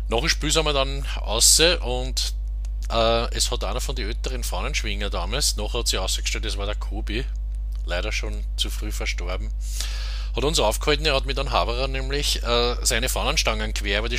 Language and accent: German; St. Pölten, Lower Austria, Austria; born there; ich bin Jahrgang 1974 und habe Rapid erstmals am 12. Mai 1989 in meiner Geburtsstadt St. Pölten gesehen.